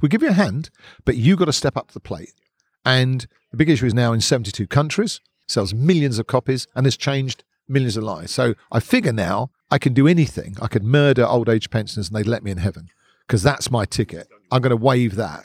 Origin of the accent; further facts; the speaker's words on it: Hertfordshire, East of England, United Kingdom; now in London, United Kingdom; I wasn't born here. I was born in leafy Hertfordshire.